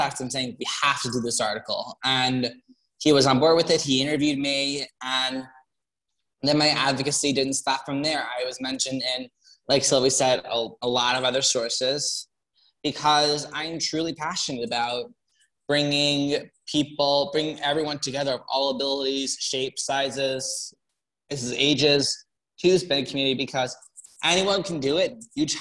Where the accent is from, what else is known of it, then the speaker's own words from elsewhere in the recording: Long Island, New York, United States; moved away as an adult; now in Bronx, United States; I'm originally from Long Island, but I'm living in the Bronx now for school.